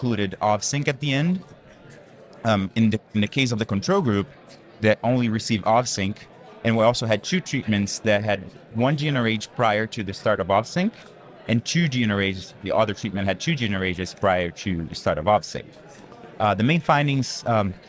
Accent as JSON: {"language": "English", "region": "Central-West Brazil", "country": "Brazil", "moved": "as an adult", "lives_now": "United States", "said": "I'm originally from Brazil, Middle West region of Brazil"}